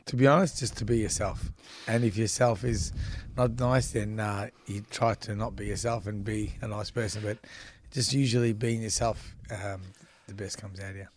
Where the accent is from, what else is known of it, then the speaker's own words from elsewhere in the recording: Melbourne, Victoria, Australia; also born or lived in Brunswick / Frankston; we moved to Frankston from Brunswick